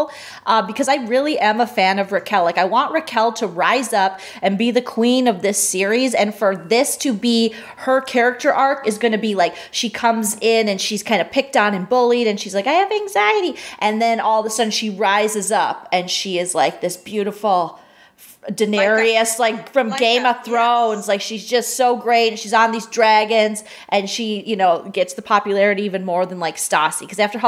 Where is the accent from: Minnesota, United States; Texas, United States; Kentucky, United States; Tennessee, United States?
Minnesota, United States; as a Minnesotan